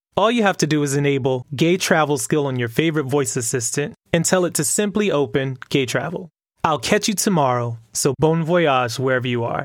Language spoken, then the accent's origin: English; Miami, Florida, United States; my hometown, Miami.